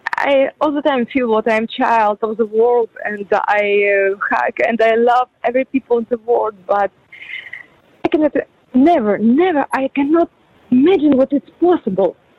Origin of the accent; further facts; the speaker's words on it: Ukraine; English is a second language; moved away as an adult; also born or lived in Kyiv, Ukraine; now in Dubai, United Arab Emirates; I'm not from Kiev. I'm from a small city, but more than 18 years before, I just come in Kiev